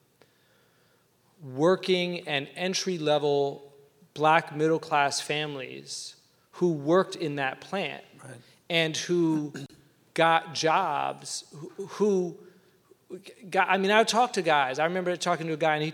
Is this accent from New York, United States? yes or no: no; Atlanta, Georgia, United States; moved away; where I grew up in Atlanta, two blocks from my house